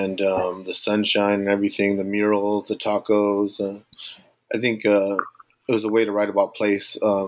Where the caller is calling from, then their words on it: Norwalk, California, United States; I'm calling from Norwalk, California. It's a working class Latinx suburb in Southeast Los Angeles County.